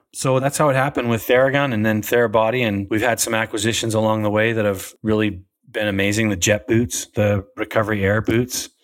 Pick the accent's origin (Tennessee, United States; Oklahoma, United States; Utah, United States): Utah, United States; I grew up in Utah